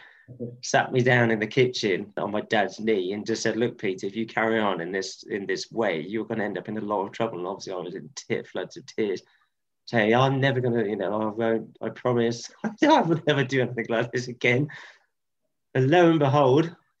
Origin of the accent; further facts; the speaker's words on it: Stroud, South West England, United Kingdom; moved away as an adult; also born or lived in Cardiff / Ecuador; my hometown that I ever went to in Stroud